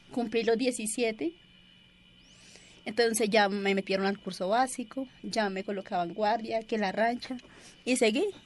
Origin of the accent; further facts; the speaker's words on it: Colombia; anhelamos la paz, como cualquier colombiano.